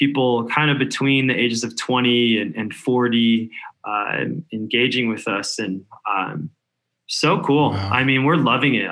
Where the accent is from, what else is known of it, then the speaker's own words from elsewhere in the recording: Denver, Colorado, United States; moved away as an adult; also born or lived in California; now in Denver, United States; I grew up in Denver, but I spent almost 10 years in California